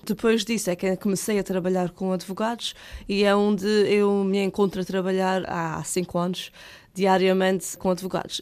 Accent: Ponta Delgada, Azores, Portugal; Eu nasci em Ponta Delgada, São José, sou natural de cá, portanto, mas sou da Covoada, uma freguesia aqui de Ponta Delgada

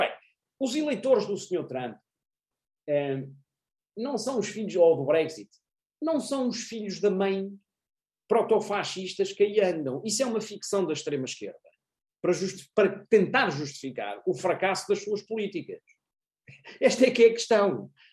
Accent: Portugal; nós portugueses

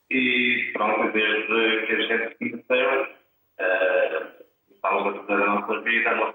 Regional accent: Murça, Norte, Portugal; moved away; also born or lived in Geneva, Switzerland; eu sou de Rasmontes, de Mursa

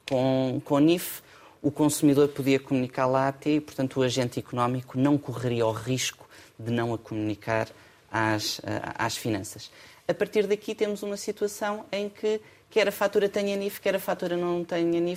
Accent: Portugal; Somos portugueses. Temos sempre a saudade connosco.

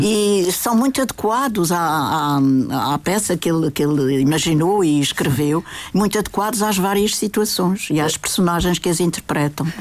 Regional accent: Madeira, Portugal; isto aqui é a minha terra, é o meu sangue

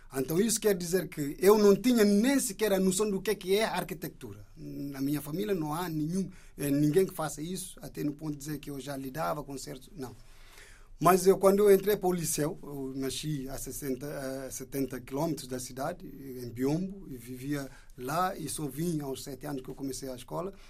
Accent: Indonesia; now in Portugal; enquanto indonésio que está aqui de passagem

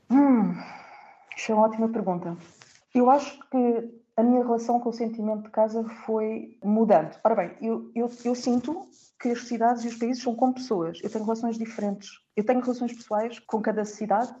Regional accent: Portugal; moved away as an adult; also born or lived in Netherlands / Germany / Italy / Austria; now in Brussels, Belgium

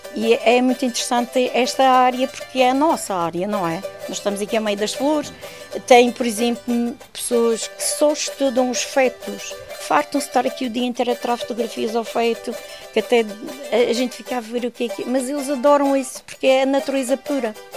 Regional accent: Santa Cruz, Portugal; Hotel do Santo, onde nasci, onde ajudei os meus pais, comecei a trabalhar

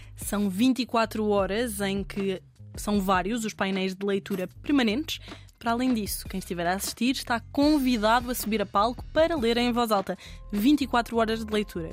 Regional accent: Pinhal Novo, Setúbal, Portugal; minha terra natal, o Pinhal Novo

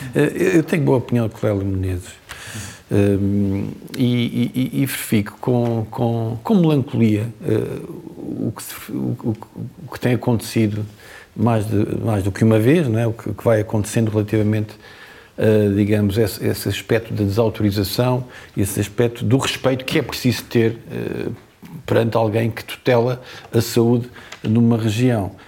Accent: Azores, Portugal; moved away; also born or lived in Lisbon; a minha terra

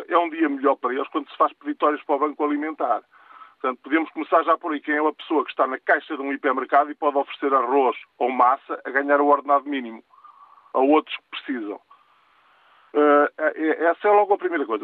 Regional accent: interior of Portugal, Portugal; eu sou do interior, eu sou do interior, sou de uma aldeia

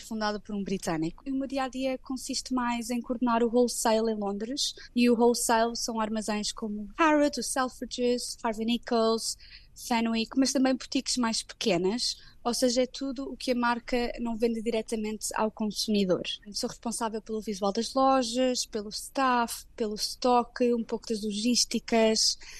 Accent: Portugal; moved away as an adult; now in London, United Kingdom; nós, sendo portugueses, sentimos um pouco de casa uns nos outros

